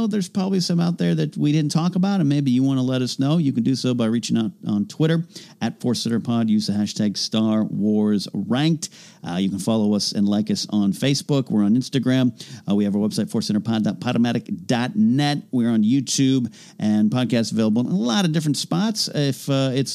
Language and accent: English; Arroyo Grande, California, United States; my hometown of Arroyo Grande